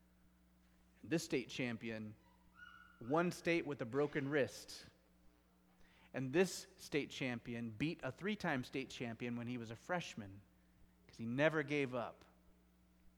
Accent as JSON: {"language": "English", "town": "Gig Harbor", "region": "Washington", "country": "United States", "tie": "born or raised there", "said": "I grew up in the Gig Harbor area, and I went to Peninsula High School"}